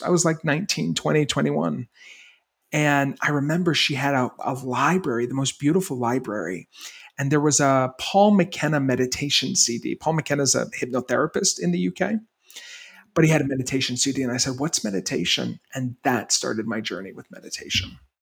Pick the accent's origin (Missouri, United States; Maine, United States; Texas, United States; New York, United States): Maine, United States; I grew up in Maine